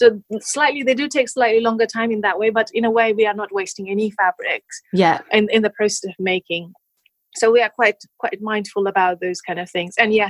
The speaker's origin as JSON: {"language": "English", "country": "Nepal", "tie": "born or raised there", "moved": "as an adult", "lives_now": "United Kingdom", "said": "I grew up in Nepal up until 20 years old. So it's been only 9 years since I've been living in the UK"}